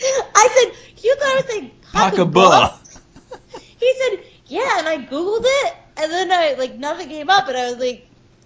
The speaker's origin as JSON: {"language": "English", "area": "Long Island", "region": "New York", "country": "United States", "said": "I'm only from Long Island, and everyone makes fun of the way I say water, the way I say draw."}